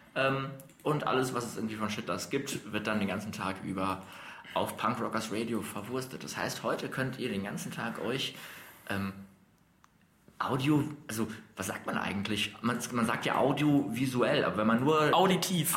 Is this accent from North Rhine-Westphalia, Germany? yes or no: yes; Dortmund, North Rhine-Westphalia, Germany; bei uns in Dortmund